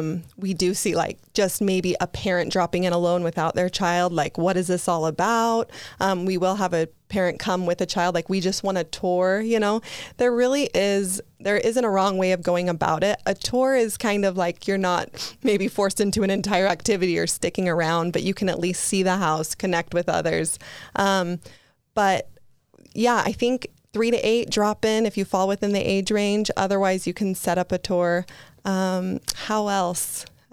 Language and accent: English; Bountiful, Utah, United States; born and raised in Bountiful, Utah. So yeah, it hits close to home. You know, I grew up in an LDS home